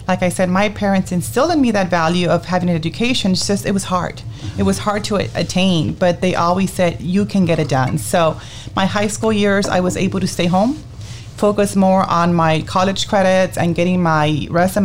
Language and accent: English; Mission, Texas, United States; also born or lived in McAllen, Texas / Michigan; I was born in McAllen, Texas, raised in Mission, attended La Jolla High School